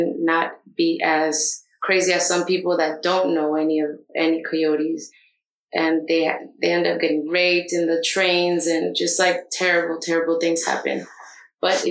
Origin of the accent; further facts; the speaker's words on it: Miami, Florida, United States; also born or lived in Nicaragua; I am from Miami, and I grew up in Brickell, Little Havana area, and then moved to Coral Gables